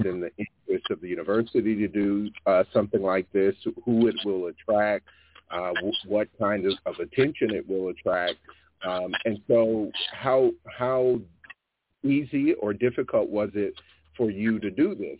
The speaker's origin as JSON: {"language": "English", "region": "Alabama", "country": "United States", "tie": "born or raised there", "said": "where I was born and raised in Alabama, about 30 yards from where I grew up, where I spent most of my childhood"}